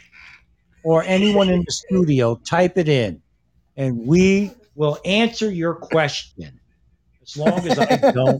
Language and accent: English; Connecticut, United States; we're from Connecticut.